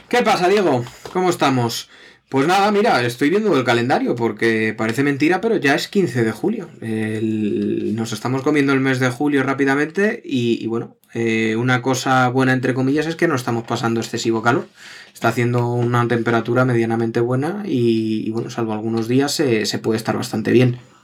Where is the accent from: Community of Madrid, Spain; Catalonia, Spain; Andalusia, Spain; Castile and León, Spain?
Community of Madrid, Spain; Madrid; somos de Madrid